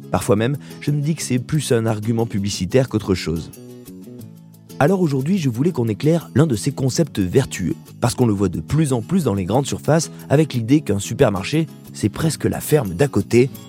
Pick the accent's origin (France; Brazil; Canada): France; Corsica; Moi je ne fais que ça, je viens de Corse, donc nous on est en circuit court.